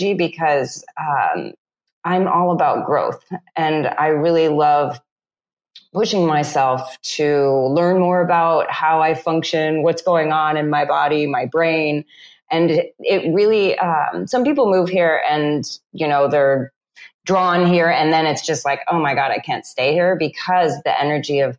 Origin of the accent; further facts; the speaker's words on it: California, United States; moved away as an adult; now in Tulum, Mexico; growing up in California